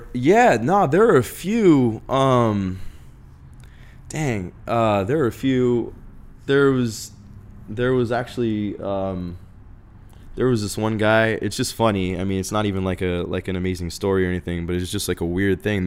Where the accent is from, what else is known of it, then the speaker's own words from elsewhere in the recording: Phoenix, Arizona, United States; moved away as an adult; also born or lived in Los Angeles, California / Tucson, Arizona; in Arizona, growing up in Phoenix, when I left Phoenix